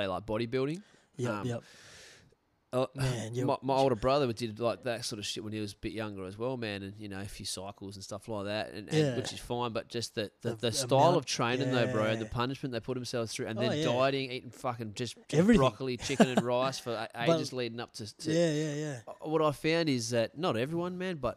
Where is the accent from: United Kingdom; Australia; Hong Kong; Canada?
Australia; Quinns Rocks, Western Australia; when we were growing up around Quinns